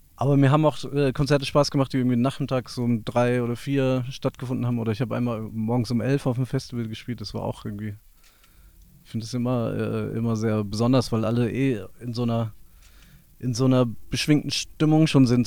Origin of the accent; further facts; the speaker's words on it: near Wiesbaden, Hesse, Germany; wir sind in der Nähe von Wiesbaden aufgewachsen